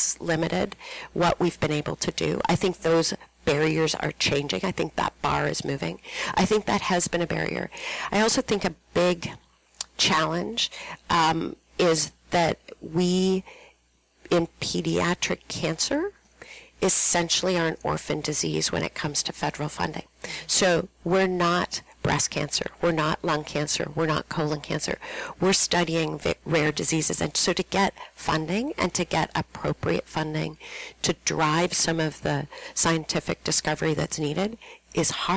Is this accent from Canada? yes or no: yes; Toronto, Ontario, Canada; moved away as an adult; also born or lived in Minnesota; I come from Toronto.